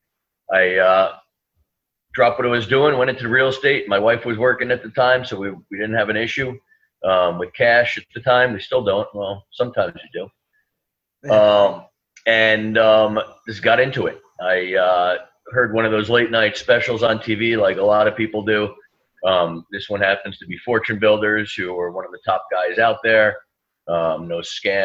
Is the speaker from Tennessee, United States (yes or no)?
no; New Jersey, United States; moved away as an adult; now in New York City, United States; I grew up in New Jersey. I live in New York City for the last 20 years.